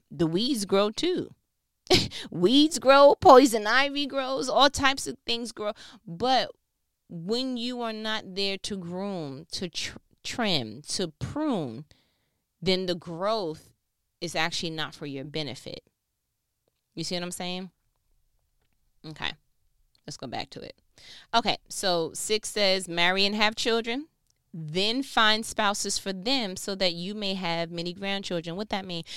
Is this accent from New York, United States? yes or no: yes; New York, United States; moved away as an adult; now in Georgia, United States; born and raised in New York